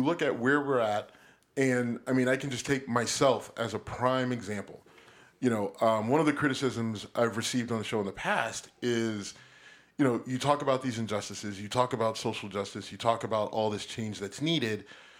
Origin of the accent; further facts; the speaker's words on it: United States; I'm a patriot through and through. I'm an American. I love this country. I don't want to go anywhere else. I don't want to go back to Africa. You know why? Because I've never been to Africa.